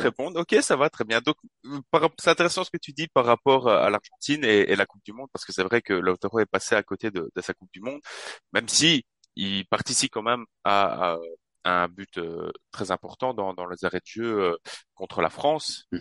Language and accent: French; Charleroi, Wallonia, Belgium; je suis de Charleroi en Belgique